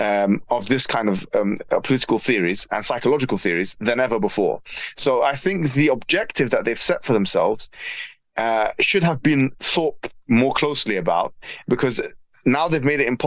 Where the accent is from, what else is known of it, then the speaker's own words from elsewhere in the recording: Jordan; moved away; in Jordan, where I'm originally from